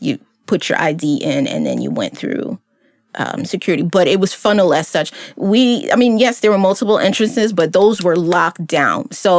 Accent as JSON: {"language": "English", "region": "New York", "country": "United States", "said": "I'm from New York"}